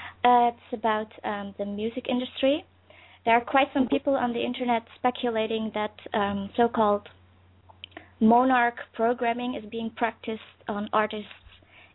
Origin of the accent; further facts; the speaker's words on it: Netherlands; English is a second language; from the Netherlands.